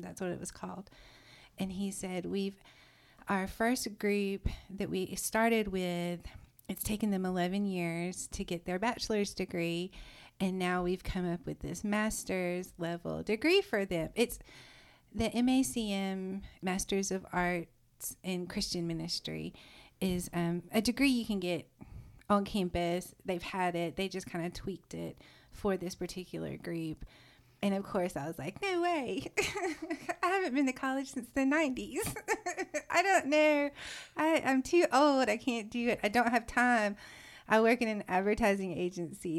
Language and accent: English; South Georgia, United States; moved away as an adult; also born or lived in Richmond, Virginia; now in Nashville, United States; I grew up in South Georgia